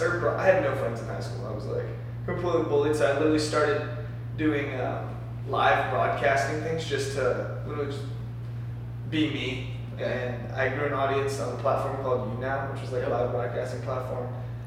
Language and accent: English; Maryland, United States; I'm from Maryland.